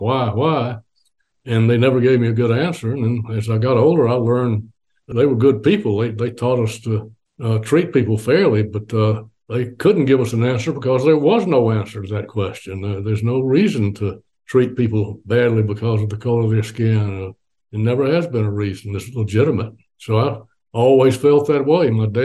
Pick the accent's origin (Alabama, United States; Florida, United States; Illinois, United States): Alabama, United States; Dothan; the streets of my hometown, Dothan, which was, relatively speaking, a very tolerant place compared to Birmingham, Montgomery, some of the other places, Mississippi